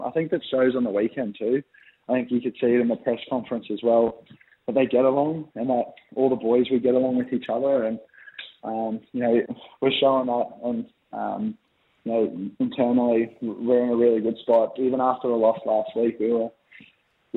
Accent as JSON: {"language": "English", "town": "Brisbane", "region": "Queensland", "country": "Australia", "tie": "born or raised there", "moved": "yes", "said": "play in Brisbane. It's my hometown"}